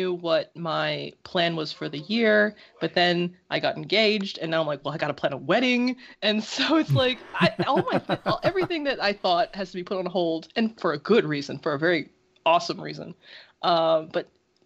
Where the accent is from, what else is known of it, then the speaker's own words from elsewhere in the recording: United States; I was born in America